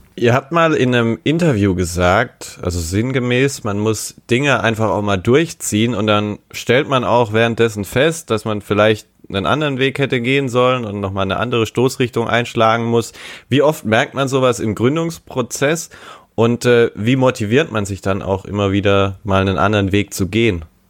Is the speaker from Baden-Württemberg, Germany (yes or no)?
yes; Baden-Württemberg, Germany; now in Stuttgart, Germany; ich komme tatsächlich aus Baden-Württemberg, aber eher aus Baden